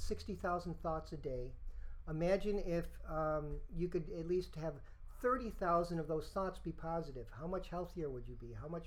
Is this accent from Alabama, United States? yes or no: no; Rochester, New York, United States; I'm from Rochester, New York